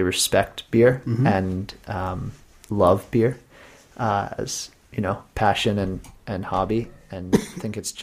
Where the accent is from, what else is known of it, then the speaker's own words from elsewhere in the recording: Pittsburgh, Pennsylvania, United States; I'm from Pittsburgh.